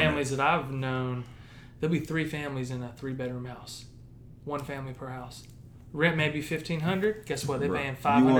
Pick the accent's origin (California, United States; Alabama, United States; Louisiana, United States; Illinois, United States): Louisiana, United States; I'm from Louisiana.